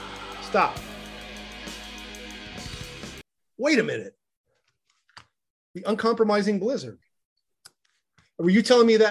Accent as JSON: {"language": "English", "region": "Iowa", "country": "United States", "tie": "born or raised there", "said": "I grew up in Iowa."}